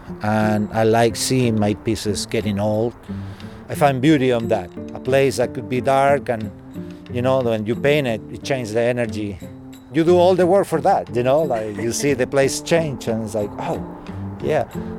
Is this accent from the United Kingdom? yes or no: no; Chile; moved away as an adult; now in United States; I'm originally from Chile.